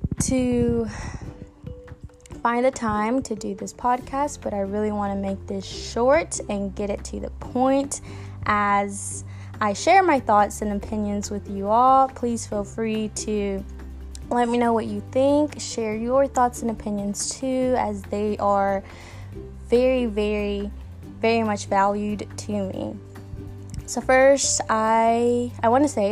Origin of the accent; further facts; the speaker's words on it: Georgia, United States; moved away; I did grow up in a small southern town in Georgia